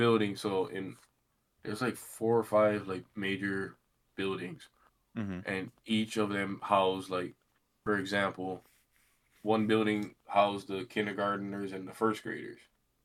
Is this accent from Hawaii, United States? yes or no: yes; Puna, Hawaii, United States; moved away; where we grew up in Pune, you live on an acre of land